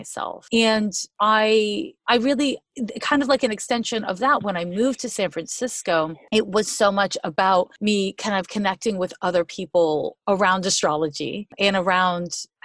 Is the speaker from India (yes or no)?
no; Montreal, Quebec, Canada; now in United States; I'm from Montreal, Quebec. I've been in the US for like 25 years, but I still got it. You know, a little Canadian, a little American